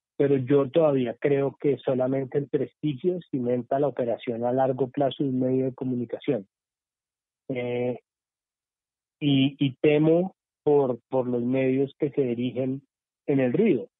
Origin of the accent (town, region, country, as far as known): Colombia